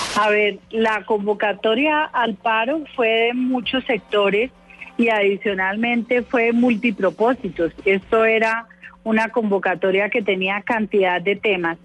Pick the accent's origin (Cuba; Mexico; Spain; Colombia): Colombia; todos somos colombianos